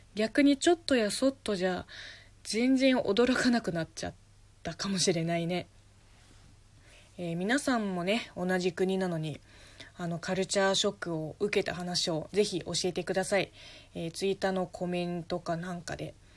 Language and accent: Japanese; southern China, China; Japanese is a second language; moved away as an adult; also born or lived in Beijing, China; now in Japan; 私南の人間